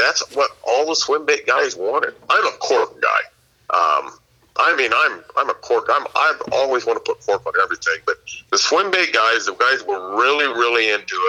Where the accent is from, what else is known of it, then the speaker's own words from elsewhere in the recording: near Yuba City, California, United States; my hometown, it's in Yuba City